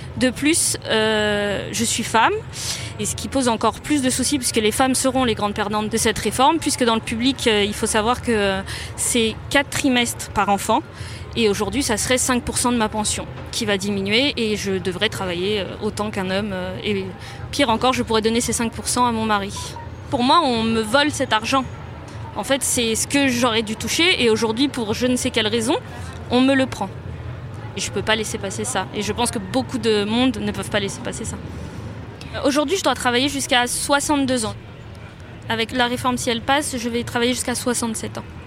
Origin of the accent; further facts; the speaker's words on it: Gentilly, Île-de-France, France; also born or lived in Cachan; J'ai vécu en cité à Gentilly et euh, j'ai suivi ma scolarité dans le public. Mon collège était un collège REP à l'époque. Après, j'ai fait la carte scolaire et je suis allée dans un lycée à Cachan